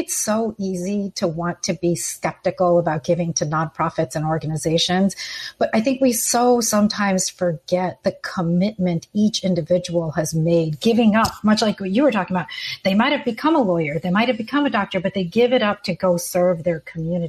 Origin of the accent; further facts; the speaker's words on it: Houston, Texas, United States; Houston, Harris County